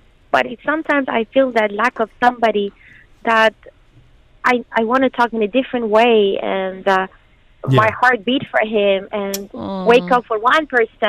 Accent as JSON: {"language": "English", "country": "Iran", "moved": "as an adult", "lives_now": "United Arab Emirates", "said": "I'm from Iran."}